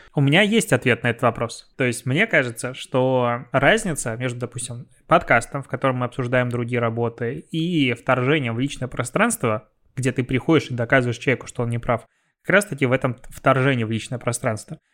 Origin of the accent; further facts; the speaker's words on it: Belarus; moved away; у меня на родине. В Беларуси